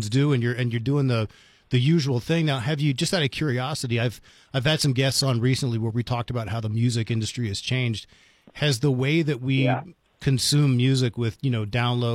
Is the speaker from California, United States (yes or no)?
no; Washington, District of Columbia, United States; when I was growing up in the Washington, D.C. area